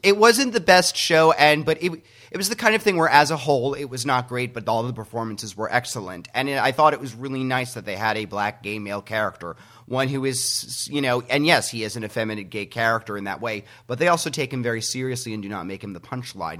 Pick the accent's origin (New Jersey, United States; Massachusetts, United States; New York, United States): New Jersey, United States; I'm from New Jersey